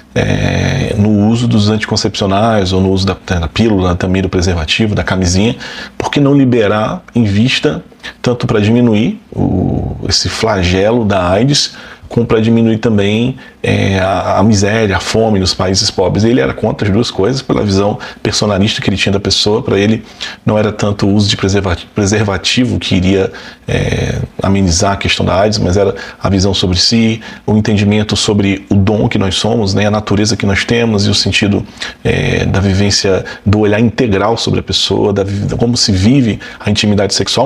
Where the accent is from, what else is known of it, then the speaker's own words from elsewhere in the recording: Brazil; como brasileiros